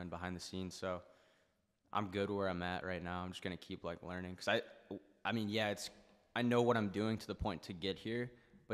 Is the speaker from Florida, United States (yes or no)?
no; Rochester, New York, United States; moved away; I'm in New York City. Like, I'm from Rochester